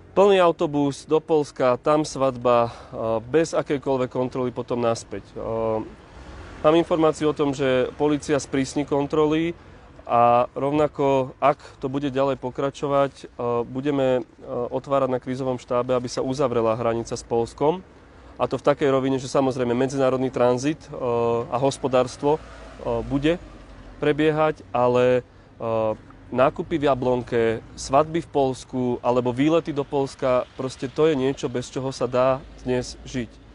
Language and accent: Slovak; Hruštín, Žilina Region, Slovakia; moved away; ja som rodákom z Hruština na Orave